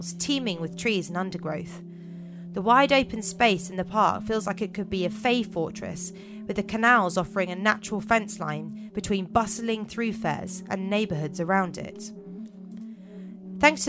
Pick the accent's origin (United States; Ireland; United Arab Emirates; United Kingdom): United Kingdom; England; As English people